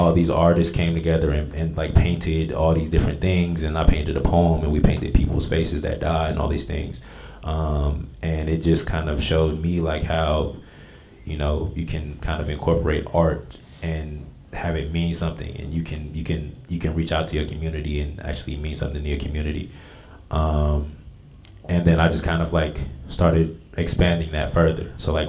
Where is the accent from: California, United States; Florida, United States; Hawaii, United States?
California, United States; Vallejo; I'm from Vallejo, California